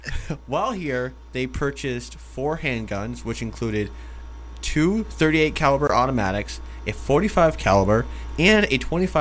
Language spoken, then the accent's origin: English; Vermont, United States; we're from Vermont.